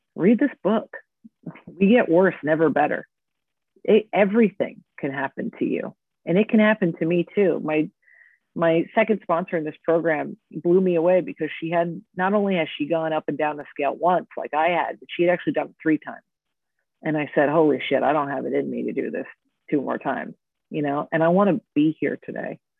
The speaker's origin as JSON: {"language": "English", "area": "Orange County", "region": "California", "country": "United States", "tie": "born or raised there", "also_born_or_lived": "New York", "moved": "as an adult", "said": "Growing up in Orange County, California, where everyone is a stick figure"}